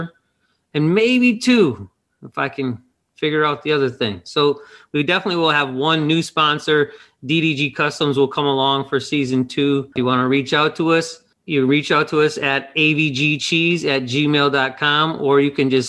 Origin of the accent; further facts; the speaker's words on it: Wisconsin, United States; I'm from Wisconsin